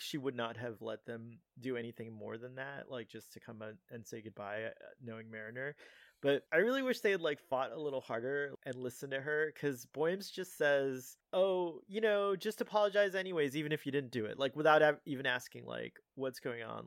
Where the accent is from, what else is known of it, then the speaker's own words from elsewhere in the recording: Miami, Florida, United States; I was from Miami